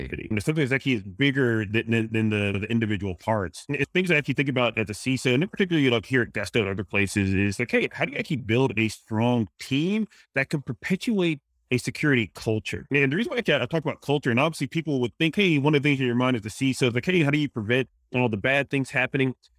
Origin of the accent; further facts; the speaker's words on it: Mississippi, United States; accent: Louisiana, Mississippi, Cajun; I grew up in a in Mississippi